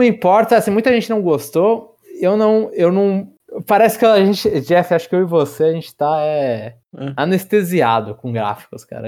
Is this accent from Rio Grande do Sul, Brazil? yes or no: no; São Paulo, Brazil; eu sou nascido, criado, vivi toda a minha vida em São Paulo, capital